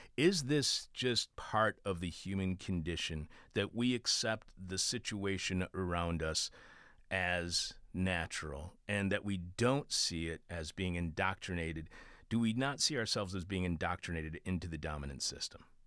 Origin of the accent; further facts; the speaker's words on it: Detroit, Michigan, United States; I was born in Detroit over on Six Mile and, uh, Mac